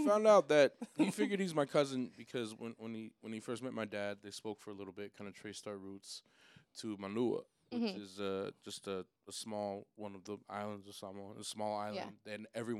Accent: Seattle, Washington, United States; also born or lived in Portland; I'm from Seattle, but I've spent a lot of time in Portland

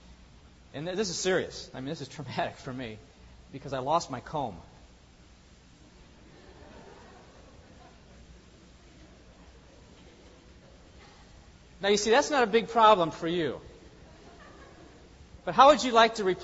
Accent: the Northwest, Pacific Northwest, United States; I'm from the Northwest

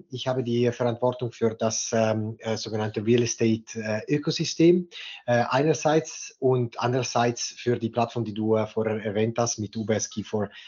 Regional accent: Ticino, Switzerland; born there; German is a second language; moved away as an adult; nicht gebürtige Deutschschweizer, äh, sondern in Tessin geboren und danach für das Studium in die Deutschschweiz gekommen

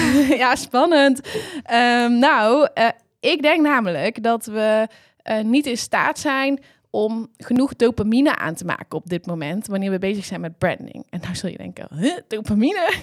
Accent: Hapert, North Brabant, Netherlands; ik kom eh, eigenlijk uit een klein boerendorpje, Hapert

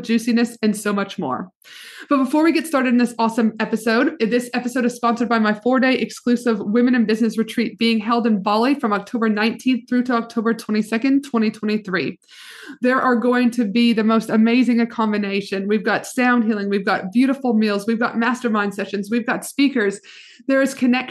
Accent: Canada; the white girl Canadian hips

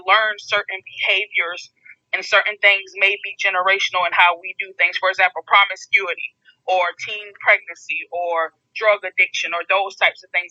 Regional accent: Detroit, Michigan, United States; I'm coming from the Motor City, so I understand the big three and the plants

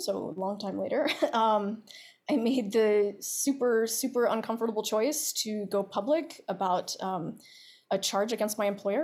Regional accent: Baltimore, Maryland, United States; I'm from Baltimore

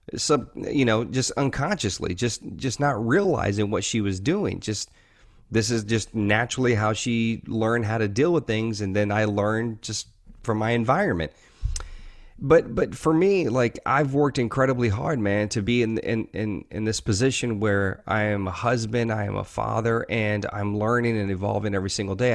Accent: the South, Louisiana, United States; I grew up in, you know, the South. Uh, I was born in Louisiana, uh, in, in the United States

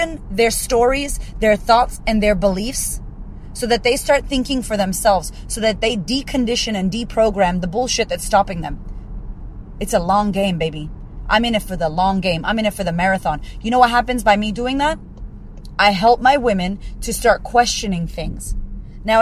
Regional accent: United States; I'm American

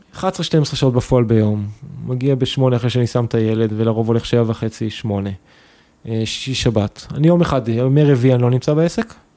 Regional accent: Kabri, Northern District, Israel; now in Tel Aviv, Israel; אני מכברי במקור, מקיבוץ בצפון

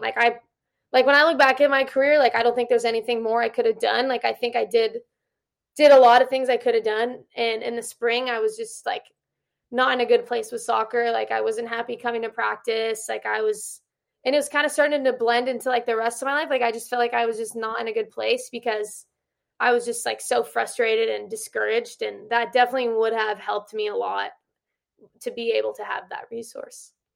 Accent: Orange County, California, United States; moved away as an adult; also born or lived in Utah / New Mexico; now in Riverside, United States; I'm from Orange County, and I missed home.

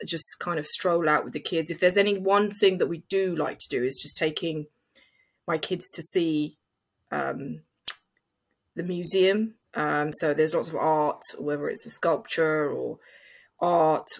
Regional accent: London, United Kingdom; it's my hometown.

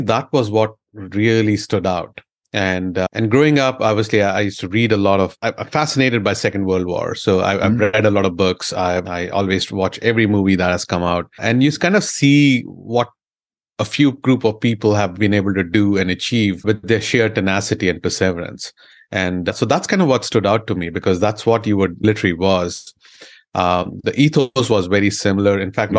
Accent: India; moved away as an adult; now in United States; I originally was born and brought up in India, came here for my graduate education to America, and loved the education system, loved the overall energy, and then decided to call this my home.

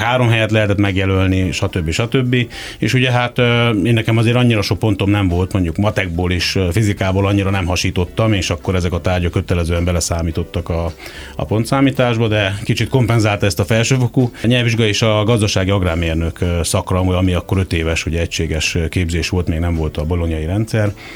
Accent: Kisvárda, Szabolcs-Szatmár-Bereg, Hungary; moved away as an adult; also born or lived in Gödöllő; now in Budapest, Hungary; Büszke vagyok a szabolcsi származásomra, és sokat adott mind a megye, mint pedig a, a város, ahol születtem. Egyébként nem csak, hogy ott születtem, de a közelben végeztem még a gimnáziumi tanulmányaimat is

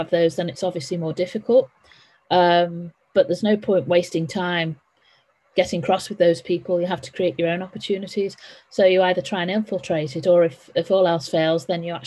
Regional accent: Liverpool, North West England, United Kingdom; also born or lived in Essex / Chester; I was born and grew up in Liverpool.

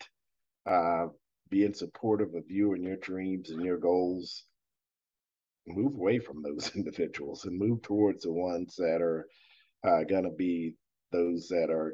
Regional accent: Fredericksburg, Virginia, United States; I grew up in Fredericksburg, Virginia, working on a dairy farm.

